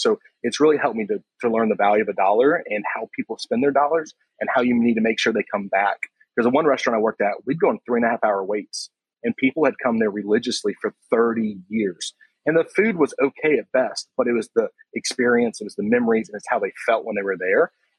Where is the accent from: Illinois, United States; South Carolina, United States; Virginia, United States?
South Carolina, United States; Myrtle Beach; It was okay at best. It's the place that, you know, there's everything to do if you're a tourist and you feel like there's nothing to do as a local.